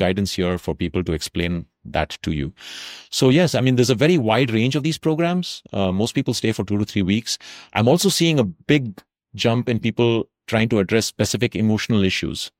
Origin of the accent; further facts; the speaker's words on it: South India, India; also born or lived in Tamil Nadu; now in North India; what we grew up with in South India